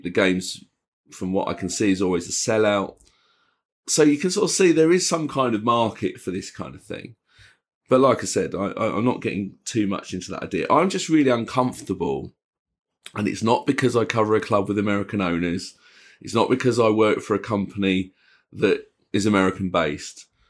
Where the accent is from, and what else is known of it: England, United Kingdom